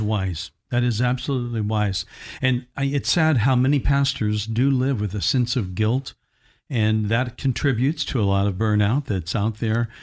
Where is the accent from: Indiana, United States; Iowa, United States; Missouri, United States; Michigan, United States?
Indiana, United States; Evansville; my hometown of E, Evansville, Indiana